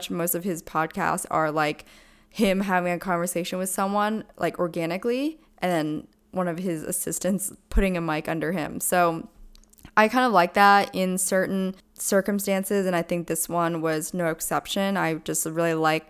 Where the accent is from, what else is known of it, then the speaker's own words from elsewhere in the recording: Pennsylvania, United States; I'm actually from Pennsylvania